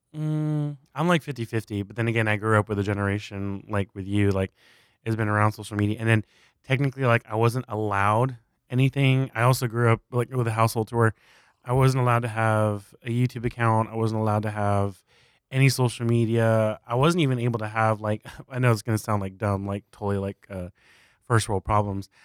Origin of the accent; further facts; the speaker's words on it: South Texas, United States; moved away as an adult; we moved our entire family from South Texas to, uh, East Texas